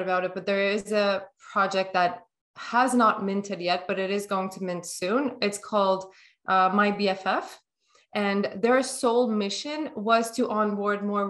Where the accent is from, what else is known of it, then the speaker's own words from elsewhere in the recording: Turkey; now in North America; Although I live in North America, things are more available to me than if I was living in my home country, which is Turkey